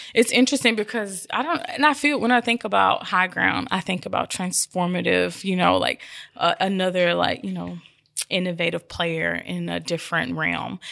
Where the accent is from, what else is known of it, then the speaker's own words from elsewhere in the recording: Memphis, Tennessee, United States; moved away; I'm from Orange Mountain. And so I returned home five years ago